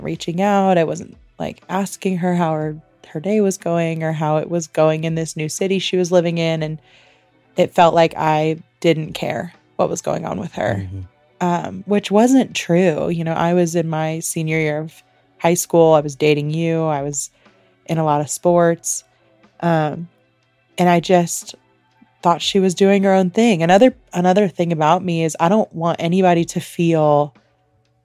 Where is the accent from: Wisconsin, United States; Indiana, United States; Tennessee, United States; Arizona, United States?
Indiana, United States; we grew up in Indiana